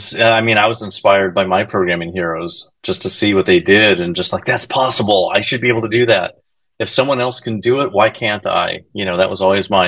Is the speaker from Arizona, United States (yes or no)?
yes; Arizona, United States; I grew up Mexican in Arizona, in the barrio, and you know everyone was speaking Spanglish